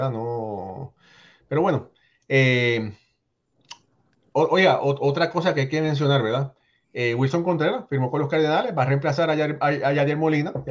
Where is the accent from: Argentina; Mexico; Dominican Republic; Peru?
Dominican Republic; soy dominicano y para mí solo vale 3.80 por 12 años, hermano